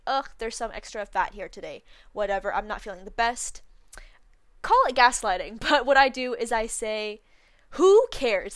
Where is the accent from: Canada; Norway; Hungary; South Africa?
Canada; where I live, 'cause I'm from Canada